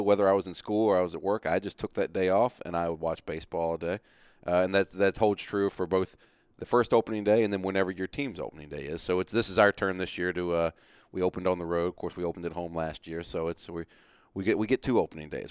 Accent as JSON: {"language": "English", "region": "Virginia", "country": "United States", "tie": "born or raised there", "moved": "yes", "lives_now": "Atlanta, United States", "said": "I, I grew up in Virginia"}